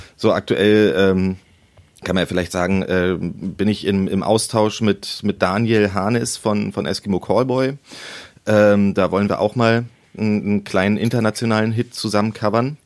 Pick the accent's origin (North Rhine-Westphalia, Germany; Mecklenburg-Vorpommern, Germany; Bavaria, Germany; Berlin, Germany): Berlin, Germany; ich bin in Berlin-Köpenick geboren und Köpenick ist zwar der größte Berliner Bezirk